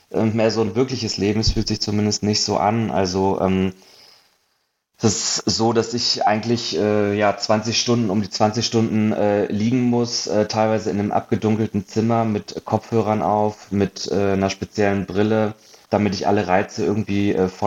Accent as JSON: {"language": "German", "town": "Hanover", "region": "Lower Saxony", "country": "Germany", "also_born_or_lived": "Munich", "lives_now": "Berlin, Germany", "said": "zweieinhalb Jahren nach Berlin gezogen, habe äh, sieben Jahre in München gewohnt vorher und ursprünglich äh, komme ich aus Hannover"}